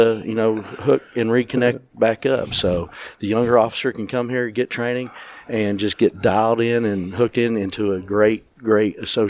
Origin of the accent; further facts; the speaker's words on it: Chattanooga, Tennessee, United States; now in Nashville, United States; Yeah, so I grew up in Chattanooga, Tennessee